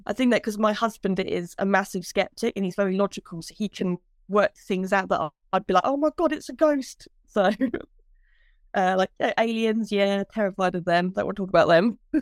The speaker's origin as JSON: {"language": "English", "town": "Brampton", "country": "United Kingdom", "tie": "born or raised there", "moved": "yes", "lives_now": "Huntingdon, United Kingdom", "said": "I actually live in Huntingdale, but I grew up in Brampton."}